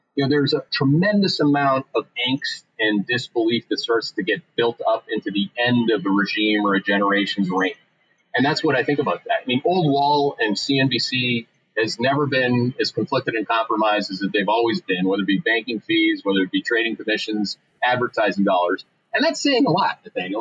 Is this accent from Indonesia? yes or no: no; Canada; moved away as an adult; now in United States; I came here in the 1990s. I'm a Canadian.